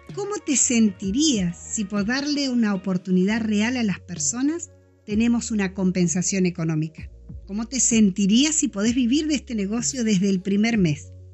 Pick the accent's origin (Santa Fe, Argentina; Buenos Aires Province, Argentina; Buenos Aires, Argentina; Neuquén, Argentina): Neuquén, Argentina; Junín de los Andes; moved away as an adult; now in Neuquén, Argentina; nací y me crié en Junín de los Andes, un pueblo de la provincia de Neuquén